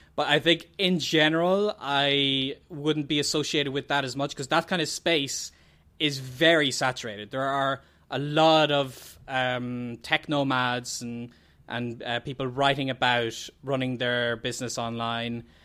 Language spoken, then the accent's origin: English; Ireland; the …